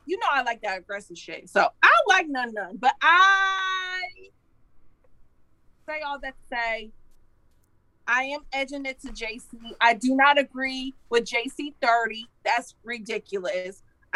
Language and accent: English; Carolina, United States; Carolina. Good. I'm from Carolina.